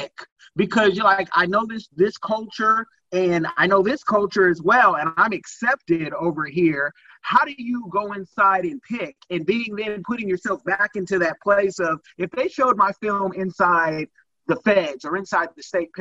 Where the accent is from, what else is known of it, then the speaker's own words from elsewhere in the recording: Oakland, California, United States; also born or lived in Springfield, Massachusetts; I'm from Oakland, California